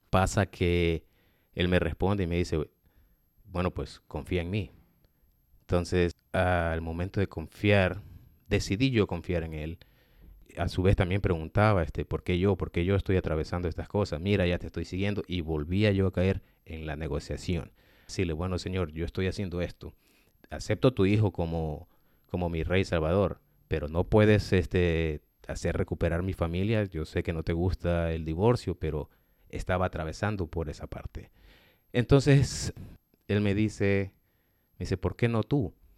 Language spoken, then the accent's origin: Spanish; Ecuador; moved away; also born or lived in United States; yo he vivido aquí en Estados Unidos más de 20 años. Dios me ha llevado de retorno al país donde yo nací